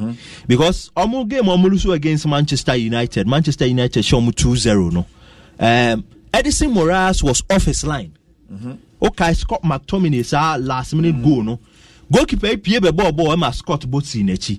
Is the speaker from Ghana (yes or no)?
yes; Ghana; we're a Ghanaian